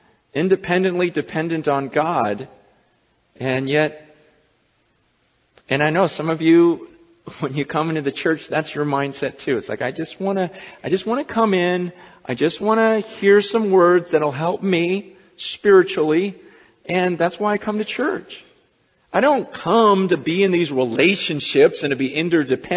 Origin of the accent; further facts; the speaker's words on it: United States; I'm an American